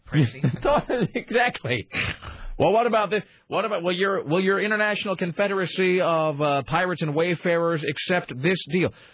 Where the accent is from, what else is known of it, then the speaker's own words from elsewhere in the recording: Washington, United States; I'm from Washington